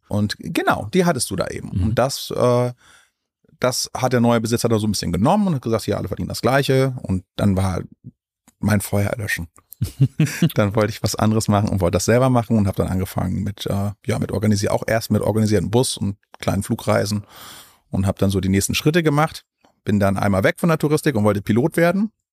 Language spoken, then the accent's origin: German; Jever, Lower Saxony, Germany; also born or lived in Spain; ich bin in Jever zur Schule gegangen